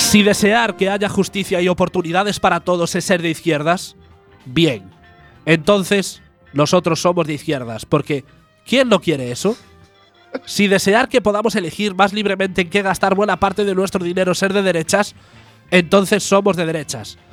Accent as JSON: {"language": "Spanish", "region": "Galicia", "country": "Spain"}